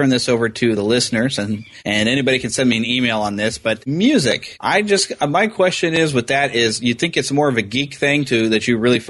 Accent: United States; I'm pure American

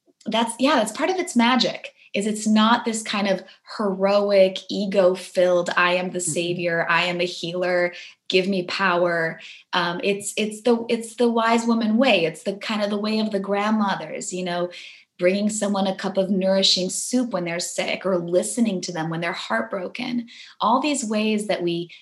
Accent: Warsaw, Masovian Voivodeship, Poland; moved away; I was born in Poland. I was born in Warsaw during the kind of end of the communism era

